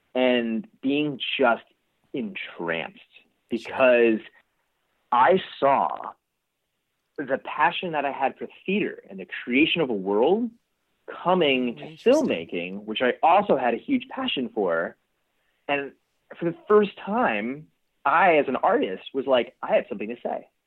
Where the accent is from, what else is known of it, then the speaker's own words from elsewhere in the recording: East Coast, United States; also born or lived in Pasadena, California; now in California, United States; I was actually born in Pasadena. Oh, um, and uh, so I have like strong ties here to California, but I grew up on the East Coast.